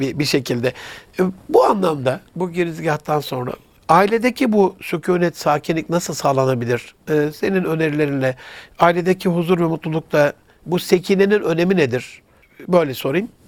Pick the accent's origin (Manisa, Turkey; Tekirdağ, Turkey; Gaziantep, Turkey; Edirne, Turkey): Gaziantep, Turkey; memleketim olan Gaziantep'e